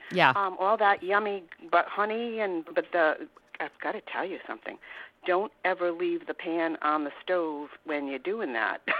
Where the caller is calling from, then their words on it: Warwick, Rhode Island, United States; I'm from Warwick, Rhode Island.